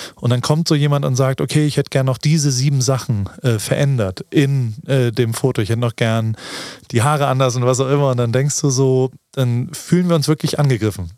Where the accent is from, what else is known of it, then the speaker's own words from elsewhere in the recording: Germany; now in United States; so wie wir sind, in Deutschland aufgewachsen